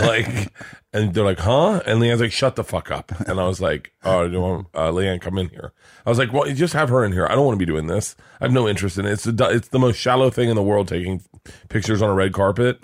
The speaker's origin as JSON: {"language": "English", "region": "Florida", "country": "United States", "tie": "born or raised there", "said": "I grew up in Florida"}